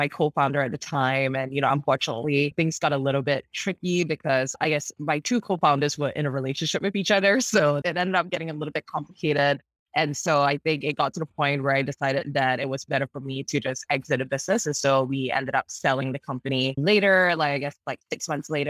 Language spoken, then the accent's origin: English; Singapore; moved away as an adult; now in Los Angeles, United States; I grew up in Singapore, traditional Asian parents